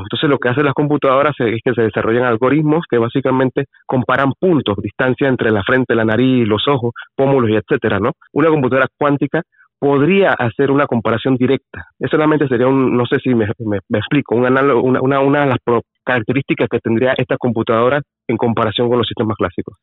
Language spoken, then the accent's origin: Spanish; Panama; soy el primer panameño